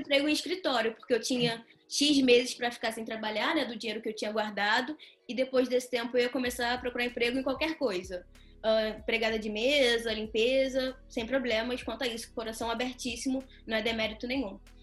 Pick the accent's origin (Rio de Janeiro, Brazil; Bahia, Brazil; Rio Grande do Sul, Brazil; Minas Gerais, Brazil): Rio de Janeiro, Brazil; moved away as an adult; now in Portugal; Eu consegui sair de um colégio público no Rio de Janeiro